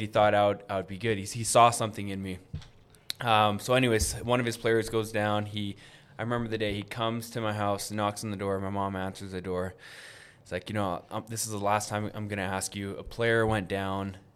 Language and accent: English; Winnipeg, Manitoba, Canada; I grew up in Garden City here in Winnipeg